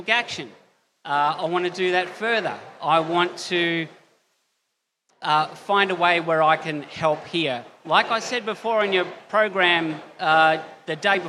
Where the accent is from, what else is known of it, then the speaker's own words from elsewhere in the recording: Melbourne, Victoria, Australia; from Melbourne, Australia